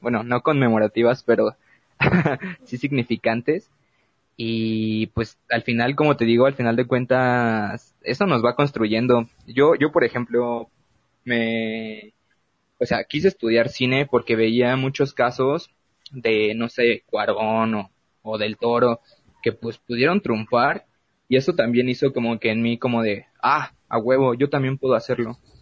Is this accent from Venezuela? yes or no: no; Mexico; nuestro potencial que tenemos como mexicanos